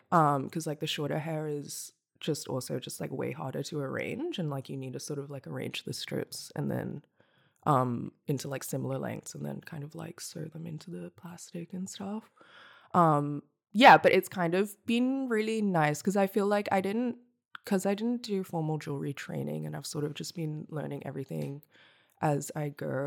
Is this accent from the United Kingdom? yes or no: no; Hong Kong; now in Melbourne, Australia; I'm from Hong Kong. I grew up there, and then I moved to Nam in twenty thirteen.